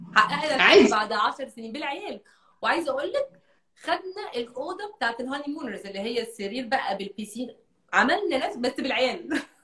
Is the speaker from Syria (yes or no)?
no; Egypt; moved away; عندي 14 سنه وانا عايشه في مصر